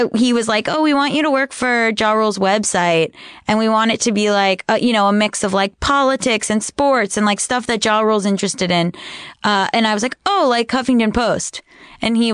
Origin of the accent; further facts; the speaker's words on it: Hollywood, Florida, United States; I'm from Hollywood Beach, Florida. Hollywood, Florida. My parents are in Cooper City, Florida.